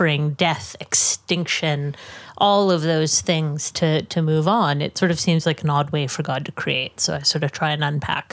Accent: Edmonton, Alberta, Canada; accent: Canadian; also born or lived in Oxford / Exeter / Vancouver; now in Edinburgh, United Kingdom; I'm from Edmonton originally, but I've just moved to Edinburgh

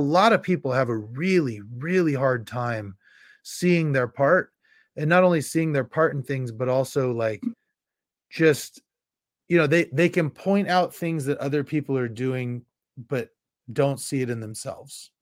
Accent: Carmichael, California, United States; I was from the Carmichael stake and I bounced in and out my home ward the whole time

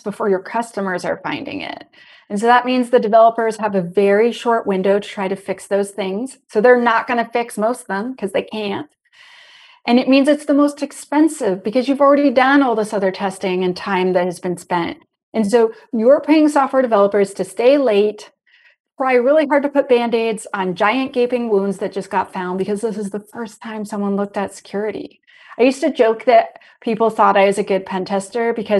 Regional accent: Canada; I'm Canadian.

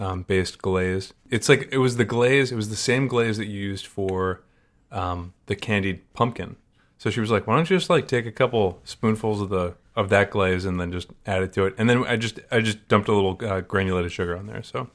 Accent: Maryland, United States; now in Syracuse, United States; I grew up in Maryland

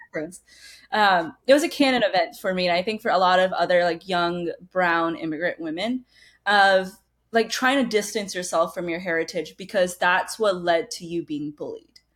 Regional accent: United States; also born or lived in Badra, Rajasthan, India; when I was two years old, I immigrated to the United States. So most of my life, I've grown up in the States

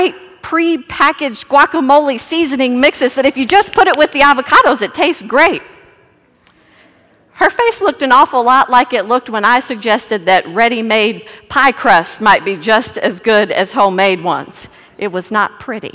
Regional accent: Texas, United States; I'm from Texas

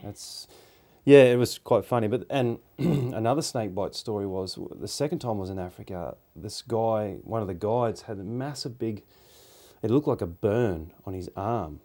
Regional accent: Australia; we're Australian

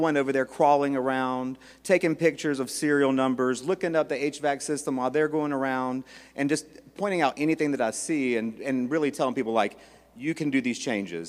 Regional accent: Charlotte, North Carolina, United States; moved away as an adult; I am from Charlotte, North Carolina

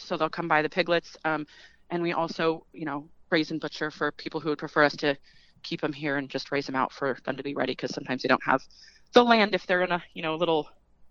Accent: California, United States; now in Midwest, United States; So we're a transplant from California originally.

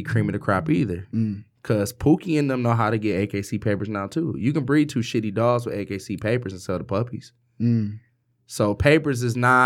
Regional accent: Detroit, Michigan, United States; moved away; I'm from Detroit. You know, I don't live in Detroit, but I'm from Detroit

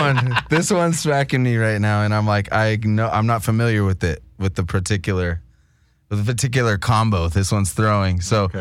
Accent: California, United States; We're from Southern California. That's what it is. We identify as Mexican people, you know?

